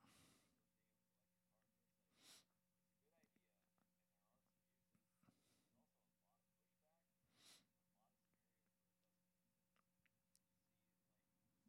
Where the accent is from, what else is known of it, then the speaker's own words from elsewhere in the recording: California, United States; moved away as an adult; now in Boise, United States; I'm from California. I live in Boise now